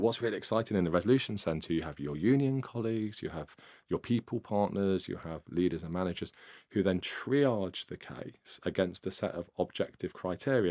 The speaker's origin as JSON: {"language": "English", "town": "Nottingham", "region": "East Midlands", "country": "United Kingdom", "tie": "born or raised there", "said": "I grew up in, uh, Nottingham, up in the East Midlands."}